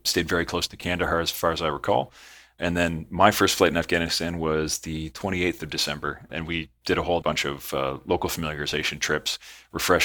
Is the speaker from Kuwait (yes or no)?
no; Southern Ontario, Canada; moved away as an adult; also born or lived in Edmonton; I was born and raised in Southern Ontario, but living in Edmonton for 3 years at that point